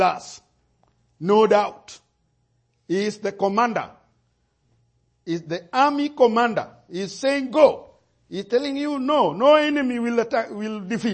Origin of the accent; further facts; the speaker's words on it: Kenya; my situation as a Kenyan